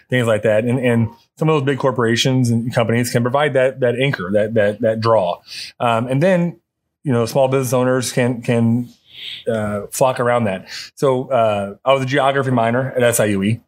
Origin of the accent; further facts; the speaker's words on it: Wood River, Illinois, United States; I was born and raised in Wood River.